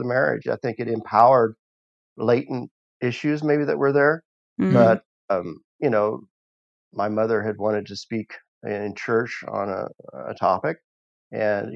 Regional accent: the Ozarks of southern Missouri, United States; moved away as an adult; also born or lived in East Tennessee / Russia; I grew up in the Ozarks of southern Missouri in a conservative Christian holiness family.

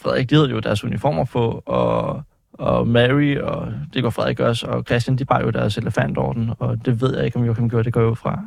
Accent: Faxe, Zealand, Denmark; Jeg kommer fra Faxe.

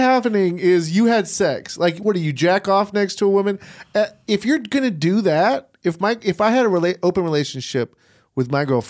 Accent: England, United Kingdom; I'm sorry, I didn't know what they mean. I'm from England.

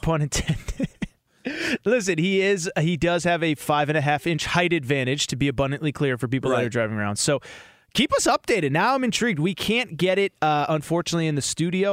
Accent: Connecticut, United States; I grew up in Connecticut

